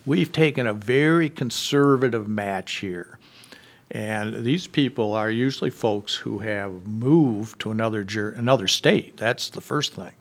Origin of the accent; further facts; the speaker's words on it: southwestern Michigan, United States; moving back to my hometown in southwestern Michigan